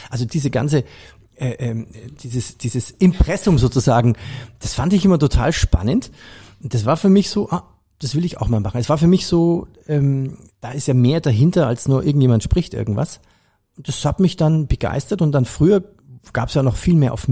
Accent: Bavaria, Germany; Ich komme aus Bayern, also habe ich den Bayerischen Rundfunk immer gehört.

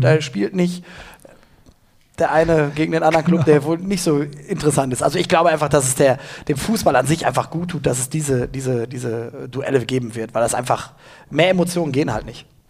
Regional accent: Gelsenkirchen, North Rhine-Westphalia, Germany; wo kommen sie her, dann sage ich aus Gelsenkirchen, okay, wo hast du studiert? In Gelsenkirchen.

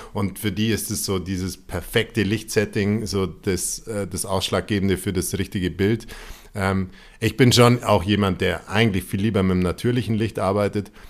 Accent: Allgäu, Bavaria, Germany; ich bin aus dem Allgäu

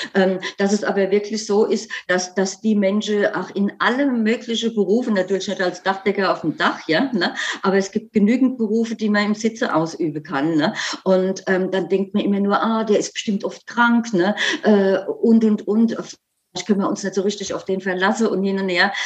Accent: Germany; bei uns in Deutschland

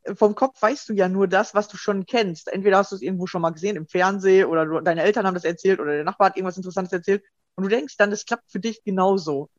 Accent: Germany; bei uns in Deutschland

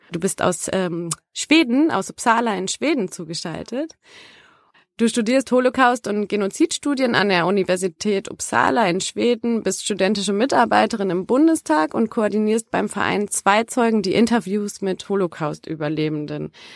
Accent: Germany; in Yad Vashem war ich als Deutsche

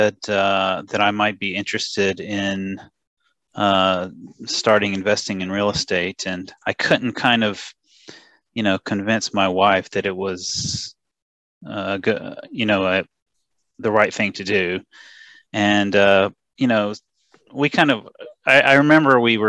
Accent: United States; now in Japan; I'm from America

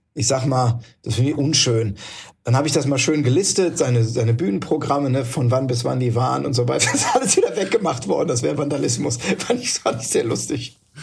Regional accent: Neustadt an der Weinstraße, Rhineland-Palatinate, Germany; ich bin in Neustadt an der Weinstraße geboren

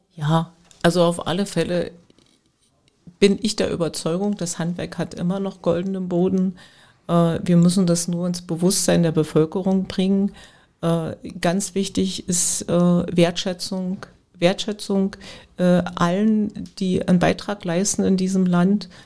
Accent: village near Spremberg, Brandenburg, Germany; now in Spremberg, Germany; ich bin in, nicht in Spremberg groß geworden, aber in der Umgebung, den Ort äh, da, wo ich eigentlich herkomme, das ist ein kleines Dorf, Reideweise, den gibt es, dieses Dorf gibt es nicht mehr.

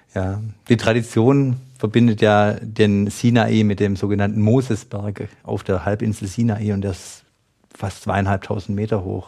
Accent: Schwäbisch Gmünd, Baden-Württemberg, Germany; Ich komme aus Schwäbisch Gmünd

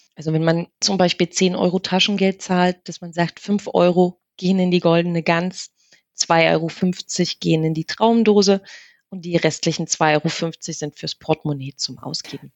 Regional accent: Germany; wir sind ja in der DDR groß geworden

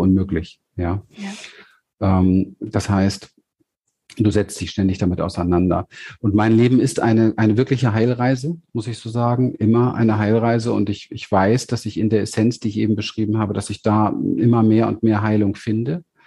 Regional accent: Berlin, Germany; ich bin ja aufgewachsen in Berlin im, im, im Hinterhof in Wedding

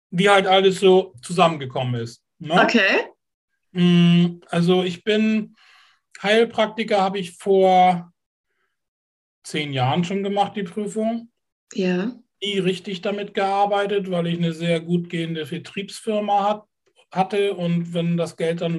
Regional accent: Kiel, Schleswig-Holstein, Germany; Ich bin Kieler, ja.

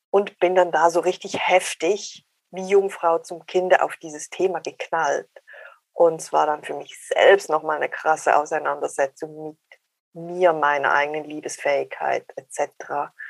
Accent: Switzerland; accent: Swiss; ich bin 48, ich bin Schweizerin, hört man sehr wahrscheinlich am Dialekt an.

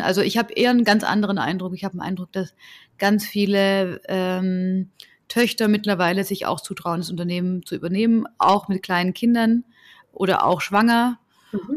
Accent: Southern Germany, Germany; Dann sage ich, ja, aus, aus Süddeutschland

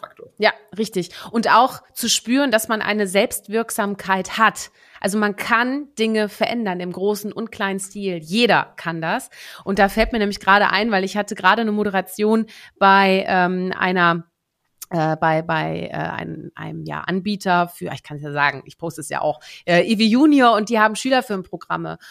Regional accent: Netherlands; moved away; gebürtige Niederländerin

